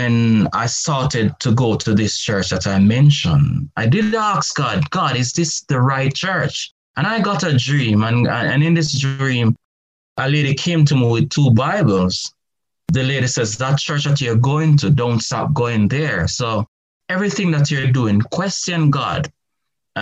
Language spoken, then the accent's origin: English; Jamaica; I remember growing up in the Garrison political stronghold era in Jamaica that was prone to crime and violence.